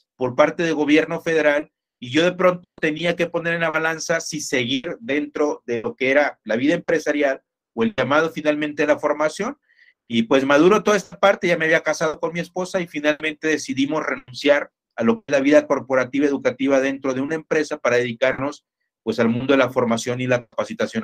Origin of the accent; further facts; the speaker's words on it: Ciudad Victoria, Tamaulipas, Mexico; accent: norteño; moved away as an adult; now in Jalisco, Mexico; yo soy oriundo de Ciudad Victoria, Tamaulipas, norteño, amigo. A veces todavía nos sale el acento, aunque ya tenemos más de 20 años viviendo por acá en Jalisco